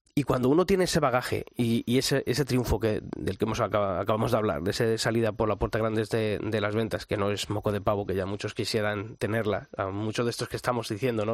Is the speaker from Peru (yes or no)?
no; Arévalo, Castile and León, Spain; mi tierra, en Arevalo